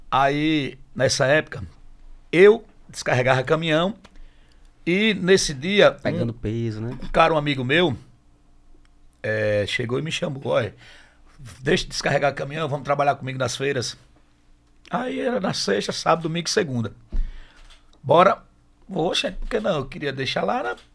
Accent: Macambira, Sergipe, Brazil; no sábado, fiz outro em Macambira, na minha terra natal. E no domingo, eu fiz novamente no Campo do Brito, no Bom Jardim.

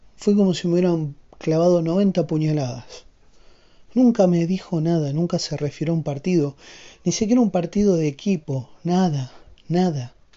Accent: Argentina; siendo argentino

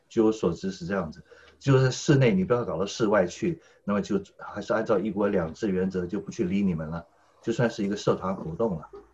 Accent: Taipei, Taiwan; 论籍贯，论我爷爷辈，我爷爷是河北南宫，那么我的先父呢是黑龙江七七二，先母是吉林柳河，那我是台湾台北省的外省人第二代，所以要论籍贯的话，那我可以，我是东北人第二代，河北人第三代

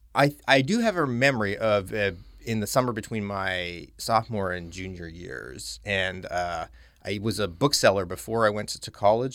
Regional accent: Calgary, Alberta, Canada; moved away as an adult; also born or lived in Halifax, Nova Scotia / London, Ontario; I'm from Western Canada, I'm from Calgary, Alberta

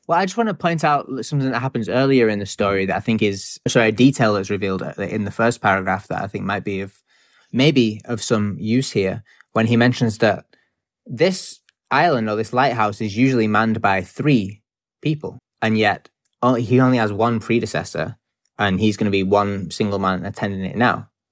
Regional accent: United Kingdom; as a British person who lives on a small island in the middle of a lot of ocean

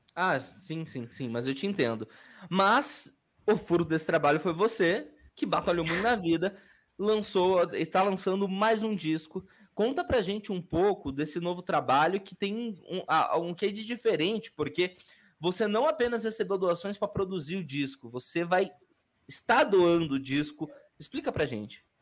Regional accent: Curitiba, Paraná, Brazil; also born or lived in Bahia / Camaçari, Bahia / Salvador, Bahia; fui criado no Itatiaia, no Fazendinha

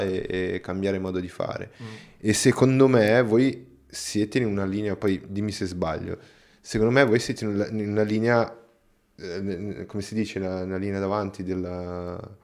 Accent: Brazil; now in Italy; io, non sono italiano, sono, sono brasiliano

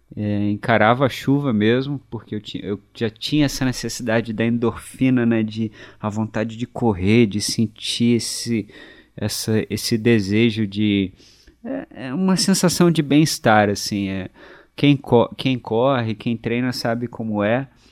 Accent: Resende, Rio de Janeiro, Brazil; also born or lived in Barra Mansa / Penedo; sou de Resende, nascido em Barra Mansa, mas natural de Resende

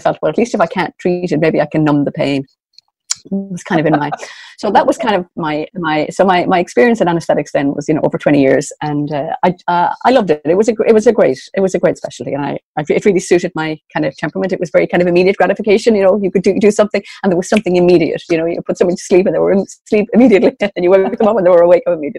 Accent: Dublin, Leinster, Ireland; moved away as an adult; now in Sligo, Ireland; I was originally from Dublin. So I did all of my growing up in Dublin, but I live in Sligo now on the northwest

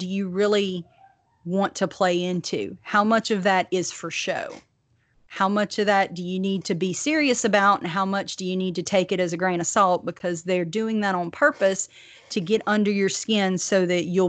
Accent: the South, United States; accent: thick Southern; my Southern accent

